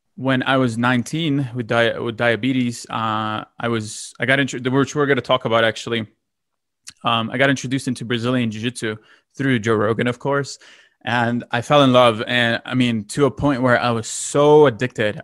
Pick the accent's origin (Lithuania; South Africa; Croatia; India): Lithuania; moved away; I'm originally from Lithuania.